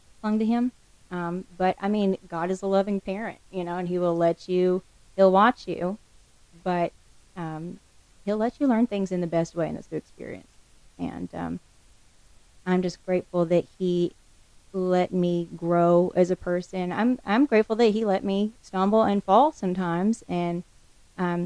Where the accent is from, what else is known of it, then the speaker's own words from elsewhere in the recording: the Ozarks, Arkansas, United States; moved away as an adult; also born or lived in Houston, Texas; now in Delaware, United States; I grew up in the Ozarks in Arkansas, so I was definitely a mountain kid running around